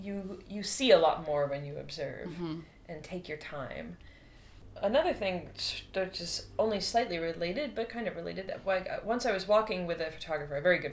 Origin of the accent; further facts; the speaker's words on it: Boston, Massachusetts, United States; I'm from Boston, I'm from the East Coast of the U.S.